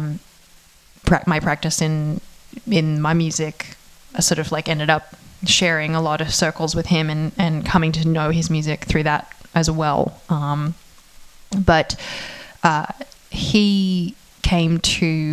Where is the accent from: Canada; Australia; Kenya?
Australia; moved away; I'm not American, and I feel like that I'm Australian